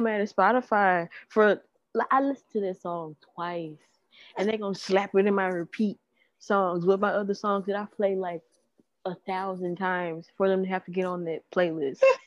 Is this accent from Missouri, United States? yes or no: no; Memphis, Tennessee, United States; we are from Memphis. Like we are from a metropolitan area.